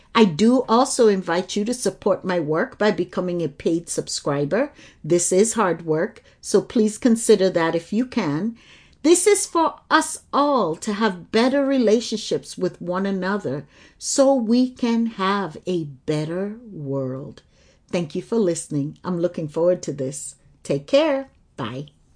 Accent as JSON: {"language": "English", "region": "Lagos", "country": "Nigeria", "tie": "born or raised there", "said": "I grew up in Lagos, Nigeria"}